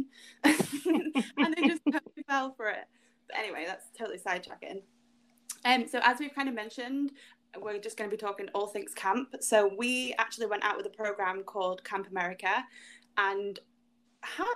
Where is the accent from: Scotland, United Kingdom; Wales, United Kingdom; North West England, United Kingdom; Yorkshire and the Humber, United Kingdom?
North West England, United Kingdom; Manchester; I'm from Manchester